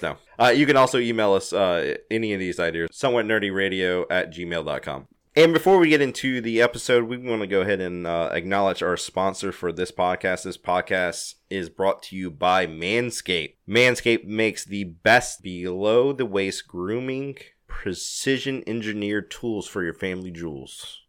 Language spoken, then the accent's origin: English; Louisiana, United States; I'm from Louisiana